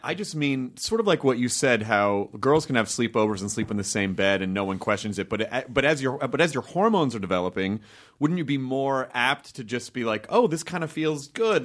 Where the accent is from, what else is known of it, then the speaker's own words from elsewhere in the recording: the South, United States; growing up in the South